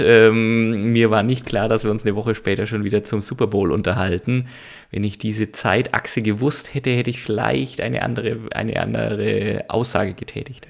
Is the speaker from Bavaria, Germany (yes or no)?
yes; Nuremberg, Bavaria, Germany; Ich bin ein Nürnberger